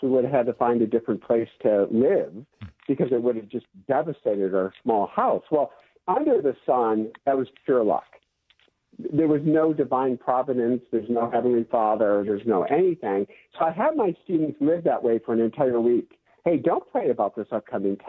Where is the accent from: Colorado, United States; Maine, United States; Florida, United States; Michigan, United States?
Michigan, United States; now in California, United States; I'm from Michigan